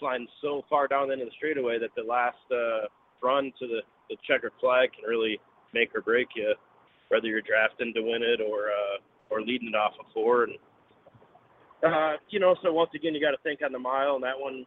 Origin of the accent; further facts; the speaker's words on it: Michigan, United States; we're both from Michigan